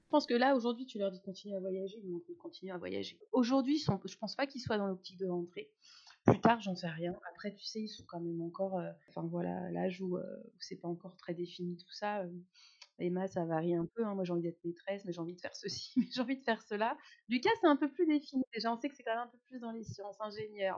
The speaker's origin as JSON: {"language": "French", "country": "France", "said": "je suis française, française."}